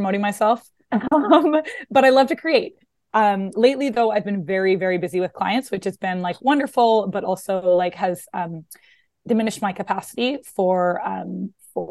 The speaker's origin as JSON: {"language": "English", "country": "Canada", "also_born_or_lived": "Vancouver, Canada", "moved": "as an adult", "lives_now": "New York, United States", "said": "was living in Vancouver, Canada, working as a therapist at a college there, and had always wanted to move to New York, but didn't think that that was possible being Canadian"}